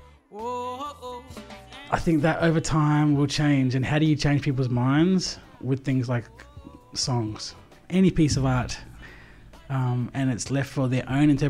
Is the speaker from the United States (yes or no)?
no; Adelaide, South Australia, Australia; Growing up as a young coloured brother in Adelaide